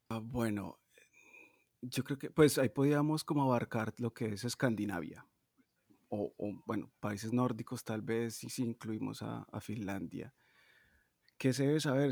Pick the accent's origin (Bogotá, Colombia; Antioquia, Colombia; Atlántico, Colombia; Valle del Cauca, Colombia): Antioquia, Colombia; Medellín; moved away as an adult; also born or lived in Bogotá, Colombia / Brazil; now in Stockholm, Sweden; yo soy de Medellín, pero viví mucho tiempo en Bogotá